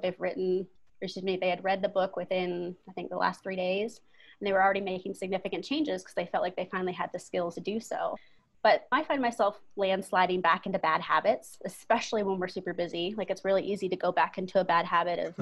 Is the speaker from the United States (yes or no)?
yes; Bremerton, Washington, United States; moved away as an adult; also born or lived in Oregon; now in Colorado, United States; I'm originally from Seattle, Washington area. Uh, my parents still live there. I was a Navy kid. So we were in the Navy town of Bremerton